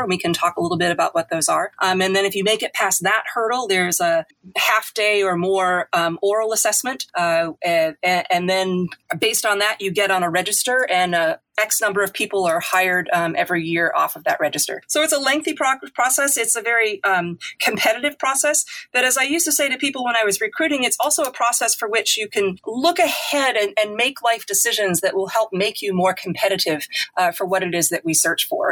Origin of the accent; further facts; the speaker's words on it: Worcester, Massachusetts, United States; moved away as an adult; also born or lived in Cameroon / Namibia / South Africa / Mali; my hometown in Worcester